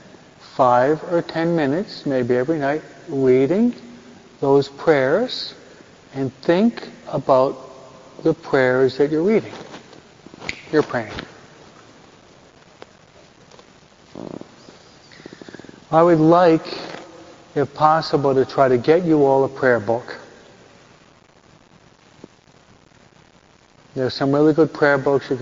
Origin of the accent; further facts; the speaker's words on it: New York, United States; I'm a New Yorker